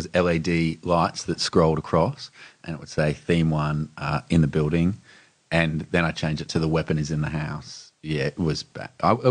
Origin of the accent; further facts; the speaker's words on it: Melbourne, Victoria, Australia; I grew up in Melbourne.